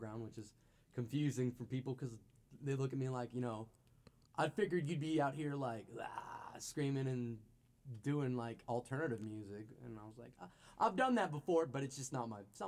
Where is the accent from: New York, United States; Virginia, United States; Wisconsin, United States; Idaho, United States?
Virginia, United States; Abingdon; now in Bristol, United States; I'm from Abingdon, originally, born and raised. Born and raised in Abingdon. I live in Bristol now.